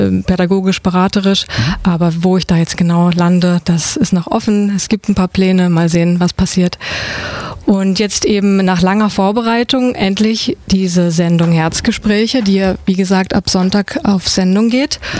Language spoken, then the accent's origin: German; Brandenburg, Germany; also born or lived in Berlin; now in Ulm, Germany; ich wohne in Ulm. Also ich bin nicht gebürtige Ulmerin. Ich komme eigentlich aus äh, Brandenburg, beziehungsweise habe auch in Berlin gewohnt.